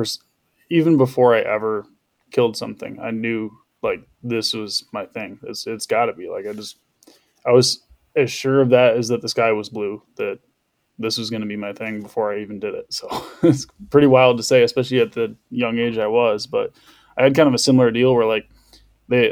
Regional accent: West Michigan, United States; I'm 30. I'm from West Michigan

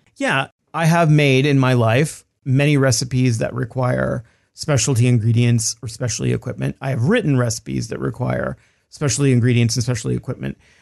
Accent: Texas, United States; I grew up in Texas, a Mexican-American, in a Mexican-American household

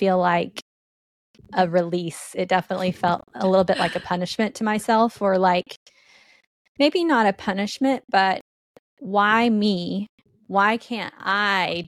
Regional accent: Allen, Texas, United States; I grew up in Allen, Texas. I was raised by my grandma

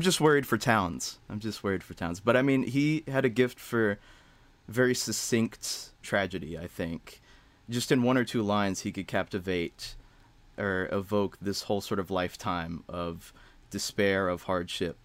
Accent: Hodgenville, Kentucky, United States; now in Chicago, United States; I'm from Kentucky, a small three thousand person town called Hodgenville

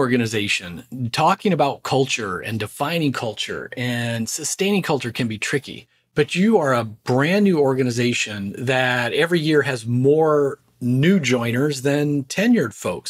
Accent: Orange County, California, United States; also born or lived in Redondo Beach, California; now in Philadelphia, United States; I was born in Redondo Beach and I grew up in Orange County.

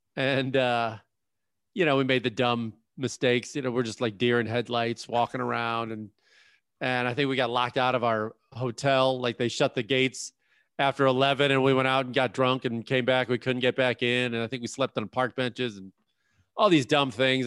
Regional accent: Chicago, Illinois, United States; I grew up in Chicago

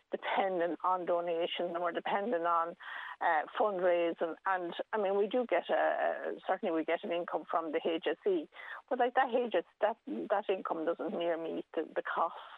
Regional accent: Tullow, Leinster, Ireland; I'm actually from Tullow originally, or near enough to Tullow, just outside the town.

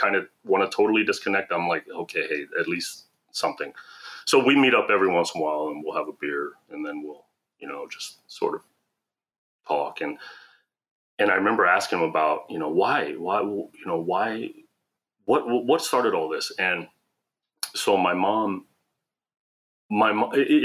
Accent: Columbus, Ohio, United States; also born or lived in South Korea; I was adopted to an American family in Ohio, in Columbus

